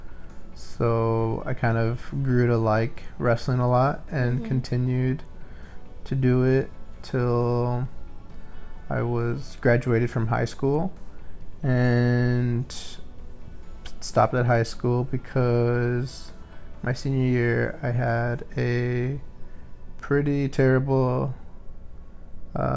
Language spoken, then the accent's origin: English; Iowa, United States; also born or lived in Wisconsin; I was born in Wisconsin, and I moved to Iowa when I was about 4 with my family